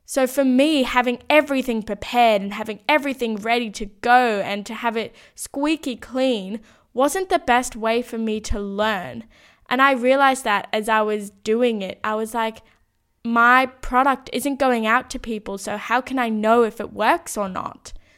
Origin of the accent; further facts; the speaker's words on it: Sydney, New South Wales, Australia; moved away as an adult; When I moved out of my hometown as well